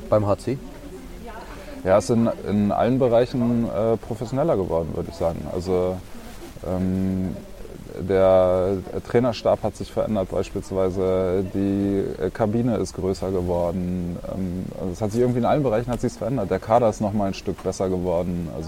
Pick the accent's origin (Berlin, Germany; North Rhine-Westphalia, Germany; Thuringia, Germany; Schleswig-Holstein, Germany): Berlin, Germany; born there; now in Erlangen, Germany; Geboren in Berlin-Neukölln.